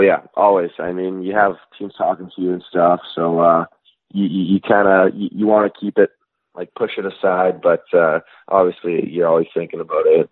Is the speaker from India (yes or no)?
no; Regina, Saskatchewan, Canada; also born or lived in Sheffield, England; we moved home back to Regina, Saskatchewan. So uh, I grew up in Regina.